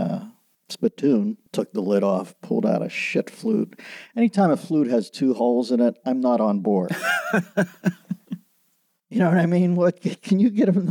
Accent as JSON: {"language": "English", "town": "Pittsburgh", "region": "Pennsylvania", "country": "United States", "tie": "born or raised there", "said": "my hometown, Pittsburgh"}